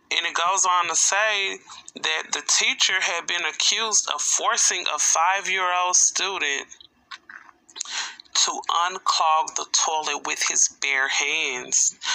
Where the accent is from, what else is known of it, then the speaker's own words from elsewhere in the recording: Arkansas, United States; this story is coming from out of my home state, Arkansas.